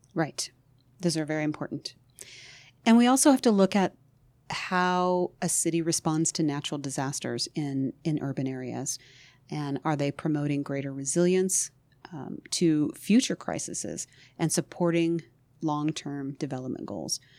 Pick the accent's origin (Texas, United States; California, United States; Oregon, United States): Oregon, United States; I grew up in Oregon